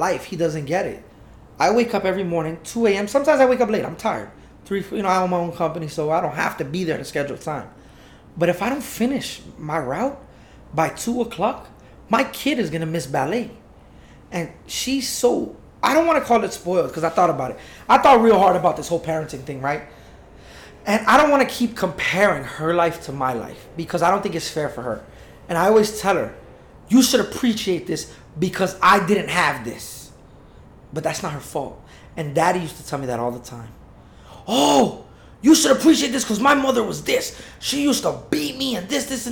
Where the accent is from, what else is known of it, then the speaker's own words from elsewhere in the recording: South Dade, Florida, United States; she didn't let me go to Homestead. That's why I went to South Dade